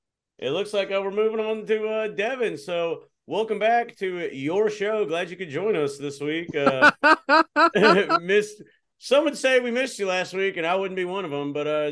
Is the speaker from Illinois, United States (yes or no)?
no; Texas, United States; I'm from Texas.